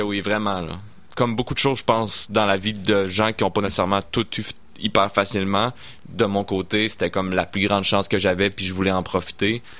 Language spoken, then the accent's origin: French; Sainte-Foy / South Shore, Quebec, Canada; also born or lived in Sainte-Foy; je suis né à Sainte-Foy, puis euh, born and raised euh, pour, la suite. en fait, j'ai été élevé sur la rive sud